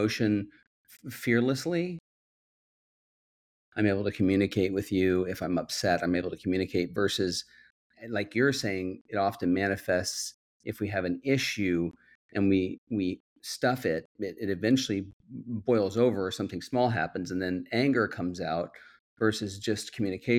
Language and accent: English; Midwest, United States; I grew up in the Midwest